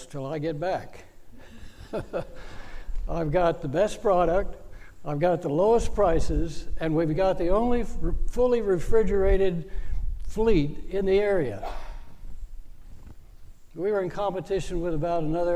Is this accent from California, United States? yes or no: no; Northern Virginia, United States; I grew up in Northern Virginia.